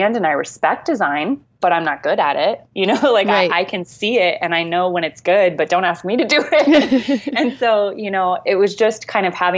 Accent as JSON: {"language": "English", "area": "Amana Colonies", "region": "Iowa", "country": "United States", "tie": "born or raised there", "said": "I grew up in the Amana Colonies."}